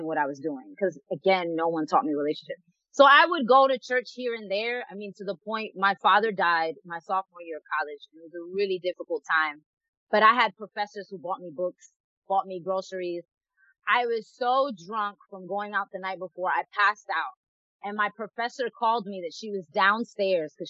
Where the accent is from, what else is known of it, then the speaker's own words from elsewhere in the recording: New York City, New York, United States; moved away as an adult; also born or lived in Dominican Republic / Norfolk, Virginia; now in Los Angeles, United States; I'm from the Bronx